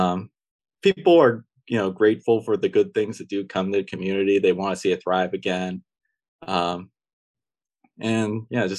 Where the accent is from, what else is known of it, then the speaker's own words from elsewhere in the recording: Youngstown, Ohio, United States; also born or lived in Boardman, Ohio / Canfield, Ohio; I technically grew up in the Boardman-Canfield area, but high school and most of my undergrad in Youngstown